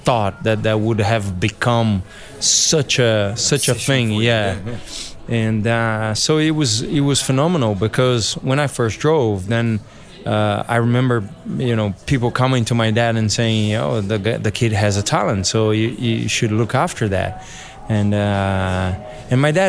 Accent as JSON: {"language": "English", "region": "São Paulo", "country": "Brazil", "tie": "born or raised there", "said": "when we grew up, was in Interlagos, right by the track."}